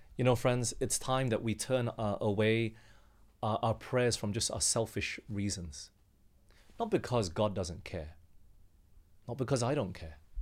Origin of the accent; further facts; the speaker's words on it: Australia; moved away as an adult; I'll go back home. My, my parents are back there in Australia and they asked me to come back